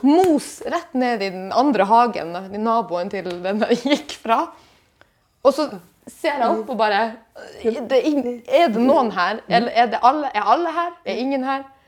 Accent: Bjørnevatn, Finnmark, Norway; moved away; jeg er hjemme i Finnmark

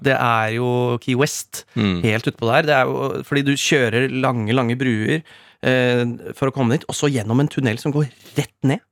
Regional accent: Rakkestad, Østfold, Norway; moved away; Rakstad, mitt hjemsted

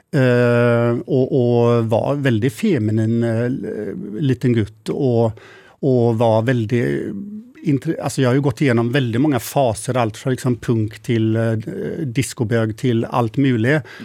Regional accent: Mölndal, Västra Götaland, Sweden; moved away as an adult; also born or lived in Gothenburg / Paris; now in Norway; jag är född och uppvuxen i Mölndal som ligger lite utanför

